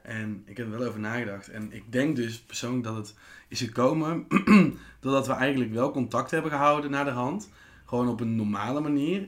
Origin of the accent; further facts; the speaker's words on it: Tilburg, North Brabant, Netherlands; wij komen allebei eigenlijk echt, echt uit Tilburg.